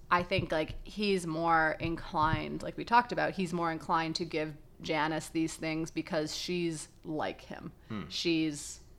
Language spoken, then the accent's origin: English; Canada; we're Canadian